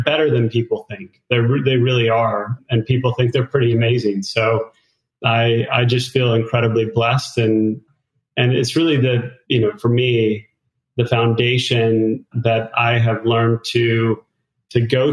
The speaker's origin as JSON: {"language": "English", "region": "Connecticut", "country": "United States", "tie": "born or raised there", "also_born_or_lived": "Idaho", "moved": "as an adult", "said": "I grew up in the Northeast in Connecticut"}